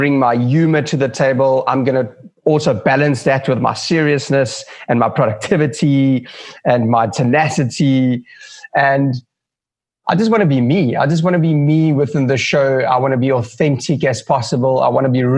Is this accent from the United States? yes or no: no; Johannesburg, Gauteng, South Africa; moved away as an adult; now in Cape Town, South Africa; I was born and raised in Johannesburg